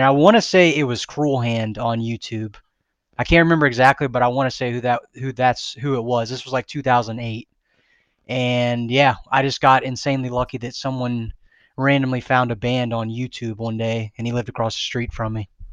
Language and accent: English; Mobile, Alabama, United States; now in Florida, United States; I grew up in Mobile, Alabama